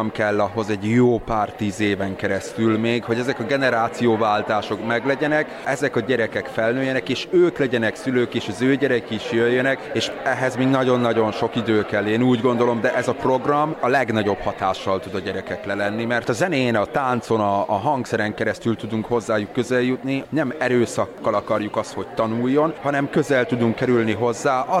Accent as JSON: {"language": "Hungarian", "region": "Heves", "country": "Hungary", "also_born_or_lived": "Budapest", "said": "Én azért költöztem haza, mert én úgy gondoltam, hogy mindig Heves megyébe fogom megtalálni azt, amit a jó isten nekem szánt"}